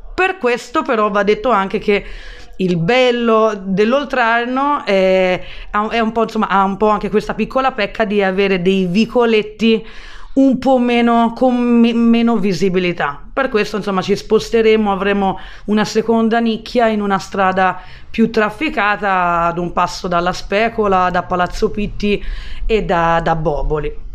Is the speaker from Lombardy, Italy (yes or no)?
no; Florence, Tuscany, Italy; also born or lived in London / Australia; sono fiorentina, tra l'altro sono nata nello stesso quartiere, nella stessa via dove poi sono riuscita anni dopo a prendere bottega